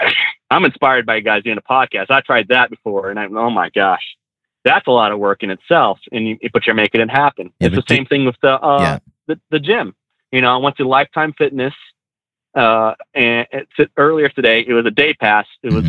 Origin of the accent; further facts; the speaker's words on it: California, United States; now in Pensacola, United States; I'm from California, but I live in North Pensacola.